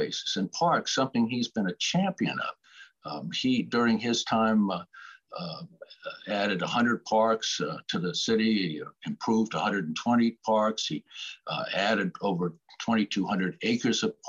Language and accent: English; Connecticut, United States; born or raised there; also born or lived in Boston, Massachusetts / Andover, Massachusetts; now in Charleston, United States